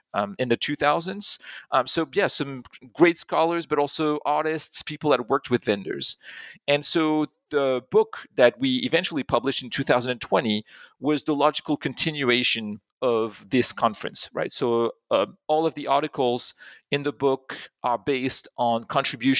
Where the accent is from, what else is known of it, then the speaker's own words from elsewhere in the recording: Pont-à-Mousson, Grand Est, France; I grew up in France. I grew up in a small town not too far from Germany. It's in Pont-à-Mousson in Lorraine